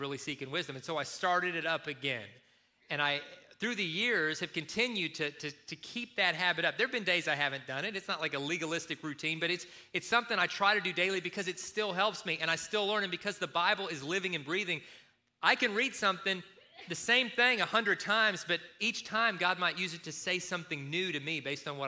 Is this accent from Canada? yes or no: no; Kentucky, United States; moved away; when I was growing up in Kentucky